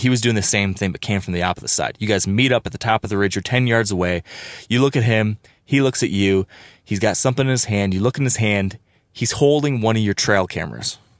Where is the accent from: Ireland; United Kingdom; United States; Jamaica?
United States; Michigan; my home state in Michigan